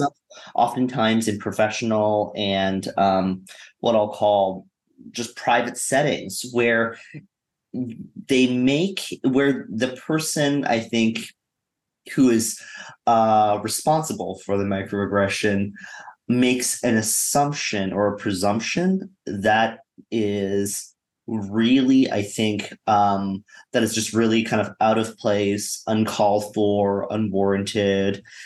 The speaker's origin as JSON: {"language": "English", "country": "Canada", "tie": "born or raised there", "moved": "yes", "lives_now": "United States", "said": "Grew up in Canada, then moved to the U.S. and have been here, you know, for the better part of you know 20 years"}